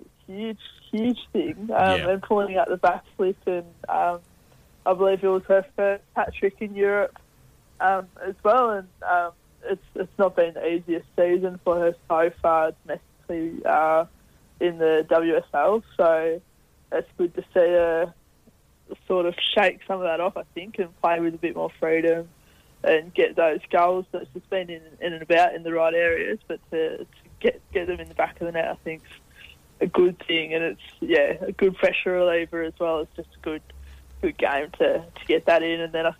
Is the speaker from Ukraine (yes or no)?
no; Australia; It's a tough one to wrap your head around, especially as an Australian